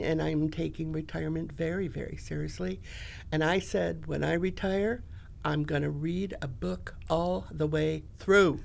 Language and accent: English; Grand Rapids, Michigan, United States; I was born in Grand Rapids, Michigan. I lived on Garfield Street, and across the street was the school